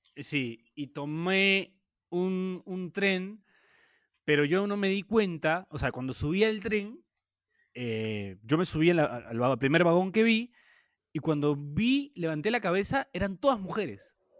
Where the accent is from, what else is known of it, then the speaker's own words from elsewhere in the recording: Peru; de Perú